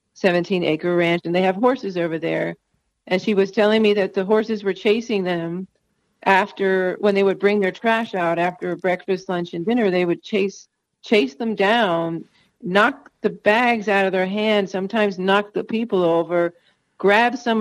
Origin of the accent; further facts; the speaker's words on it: Northeast, United States; also born or lived in North Carolina; now in New Mexico, United States; We're from the Northeast, so we talk a lot and we talk fast and we talk over each other